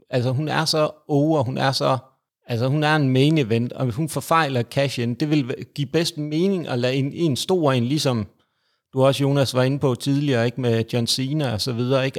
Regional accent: Jutland, Denmark; jeg er jyde

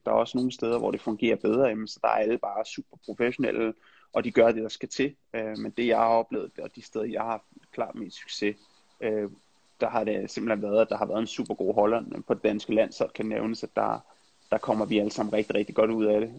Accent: Denmark; moved away as an adult; also born or lived in Netherlands / England

